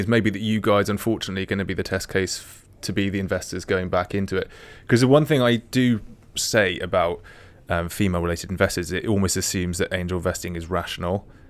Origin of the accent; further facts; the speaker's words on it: England, United Kingdom; as an English person